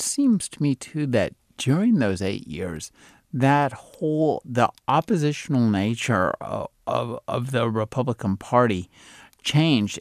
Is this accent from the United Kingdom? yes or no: no; United States; as an American